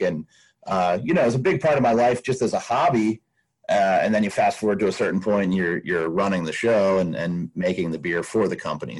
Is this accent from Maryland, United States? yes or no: yes; Baltimore, Maryland, United States; moved away as an adult; also born or lived in western United States; now in Pennsylvania, United States; I grew up outside of Baltimore, northwest of Baltimore, in the suburbs